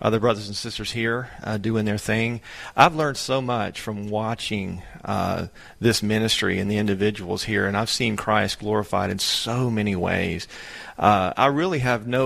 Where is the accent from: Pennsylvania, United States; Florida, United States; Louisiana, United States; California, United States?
Louisiana, United States; moved away as an adult; now in Lubbock, United States; I'm from Louisiana.